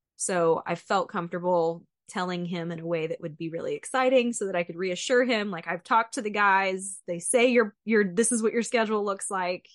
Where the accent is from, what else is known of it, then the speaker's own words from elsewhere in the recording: Central Texas, United States; moved away as an adult; also born or lived in Fayetteville; I grew up in Central Texas with a family that went to estate sales and garage sales and never bought anything new